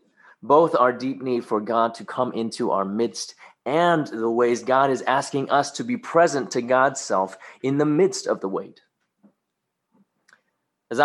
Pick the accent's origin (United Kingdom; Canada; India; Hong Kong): Hong Kong; moved away; When I was a kid growing up in Hong Kong, going to Sunday school at a Baptist church